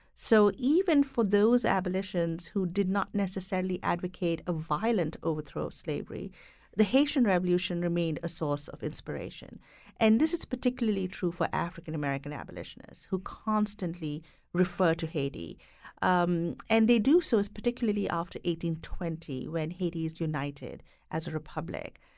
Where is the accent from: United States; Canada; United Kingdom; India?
India; moved away; having grown up and being educated in India